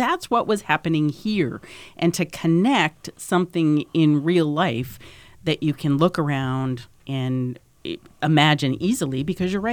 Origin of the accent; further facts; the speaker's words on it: Keene, New Hampshire, United States; That's my hometown